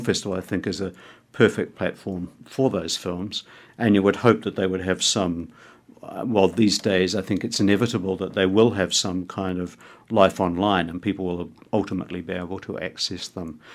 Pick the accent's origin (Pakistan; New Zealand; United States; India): New Zealand; Dunedin, Otago; now in Wellington, New Zealand; When I was growing up in Dunedin